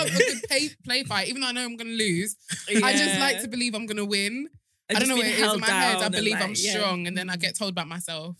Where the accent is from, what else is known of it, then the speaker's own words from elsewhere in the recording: Nigeria; But that might be because I'm Nigerian, Yoruba specifically.